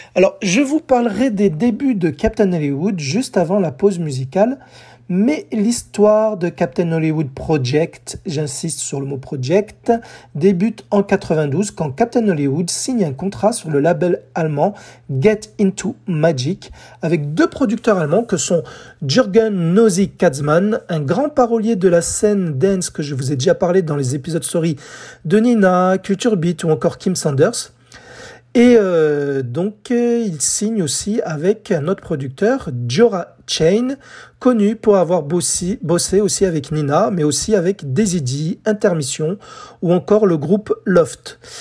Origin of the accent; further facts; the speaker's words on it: France; chez nous en France